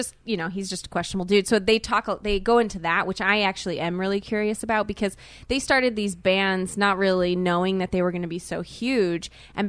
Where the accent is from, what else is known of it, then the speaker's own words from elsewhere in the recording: South Korea; born there; It's very confusing. I know. I'm not Asian, but I was born in Korea.